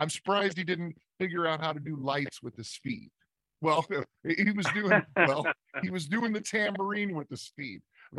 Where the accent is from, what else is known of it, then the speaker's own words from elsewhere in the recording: Midwest, United States; I just never came up that way. I'm from the Midwest.